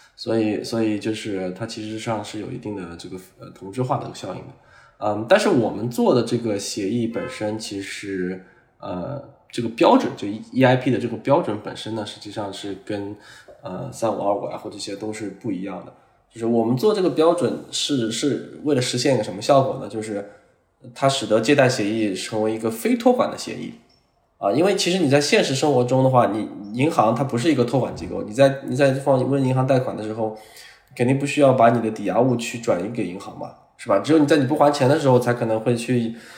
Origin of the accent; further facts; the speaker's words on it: China; 我们中国人